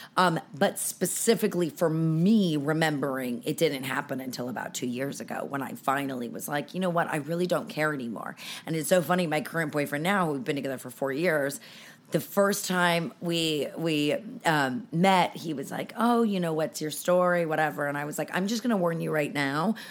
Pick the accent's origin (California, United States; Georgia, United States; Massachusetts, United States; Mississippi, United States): California, United States; Los Angeles; also born or lived in San Francisco Bay Area; I've lived here since I was nine in Los Angeles